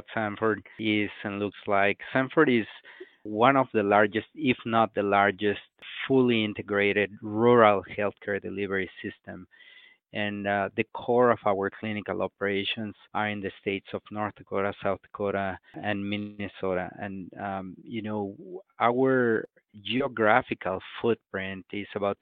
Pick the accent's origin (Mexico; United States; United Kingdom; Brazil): Mexico; Mexico City; moved away as an adult; I was born and raised in Mexico City in a very poor area of the city